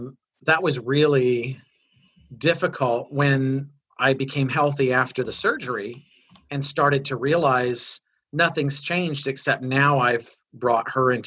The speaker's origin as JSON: {"language": "English", "region": "Midwest", "country": "United States", "tie": "born or raised there", "said": "I grew up in the Midwest"}